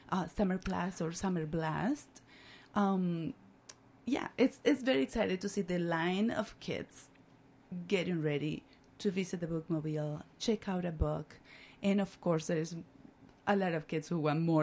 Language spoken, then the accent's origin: English; Barranquilla, Atlántico, Colombia; English is a second language; moved away as an adult; now in Northfield, United States; I'm originally from Barranquilla, Colombia, on the coast